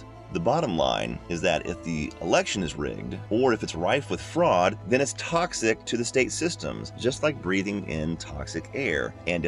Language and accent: English; Georgia, United States; I'm from Georgia